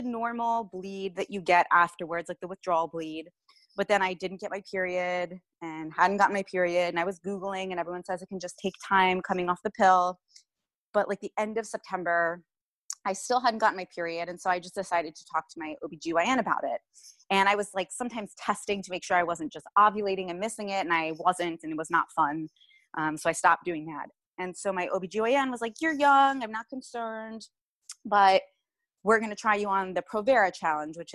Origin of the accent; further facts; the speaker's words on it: Cincinnati, Ohio, United States; moved away as an adult; now in Yardley, United States; I'm from Cincinnati, Ohio